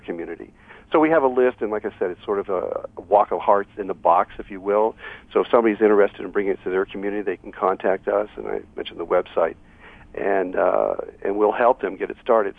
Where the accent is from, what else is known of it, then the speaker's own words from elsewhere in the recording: Hollywood, Florida, United States; now in Los Angeles, United States; my hometown of Hollywood, Florida.